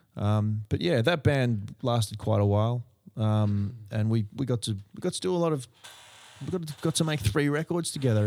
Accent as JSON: {"language": "English", "town": "Berkeley Vale", "region": "New South Wales", "country": "Australia", "tie": "born or raised there", "said": "where I grew up in Berkeley Vale"}